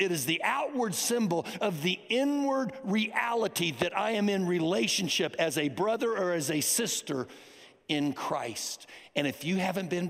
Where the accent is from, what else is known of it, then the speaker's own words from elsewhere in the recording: United States; I am an American. I am proud that I am an American